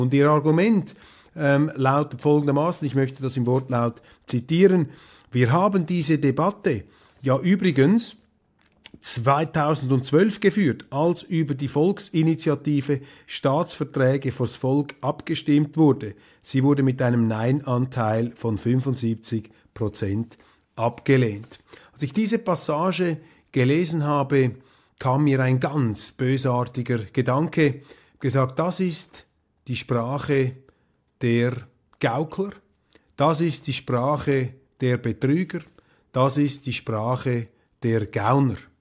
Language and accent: German; Switzerland; wir Schweizer